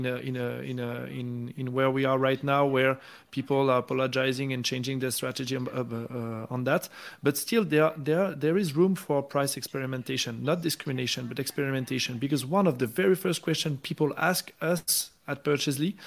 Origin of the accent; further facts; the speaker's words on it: France; moved away; My home country in France